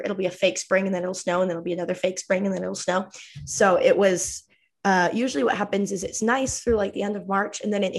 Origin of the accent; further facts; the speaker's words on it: Utah, United States; I live in Utah actually.